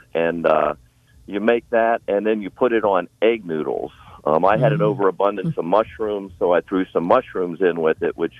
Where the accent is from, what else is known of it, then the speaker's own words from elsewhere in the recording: Pittsburgh, Pennsylvania, United States; I grew up in the Pittsburgh area. My father was of Eastern European extraction from one of the mill towns on the Monongahela Valley.